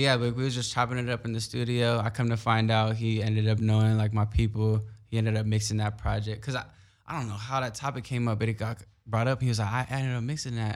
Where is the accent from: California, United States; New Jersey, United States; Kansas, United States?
California, United States; Carson; also born or lived in Long Beach, United States; growing up in Carson